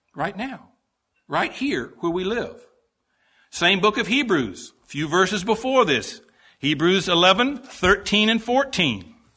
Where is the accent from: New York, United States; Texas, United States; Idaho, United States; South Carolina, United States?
South Carolina, United States; Greenville; I was born in Greenville, South Carolina